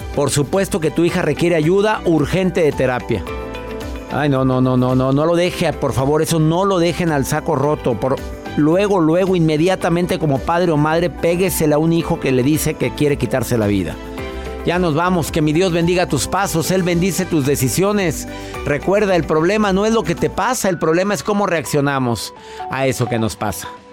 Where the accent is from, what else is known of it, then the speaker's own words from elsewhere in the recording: Monterrey, Nuevo León, Mexico; en mi ciudad, en donde yo nací, en Monterrey